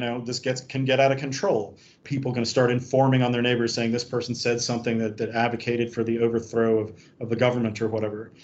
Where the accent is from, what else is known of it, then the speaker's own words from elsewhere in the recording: United States; now in Hong Kong; I'm an American